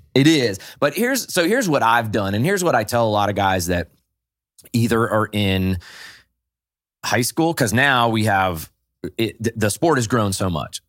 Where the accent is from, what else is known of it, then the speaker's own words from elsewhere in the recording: New England, United States; I grew up in New England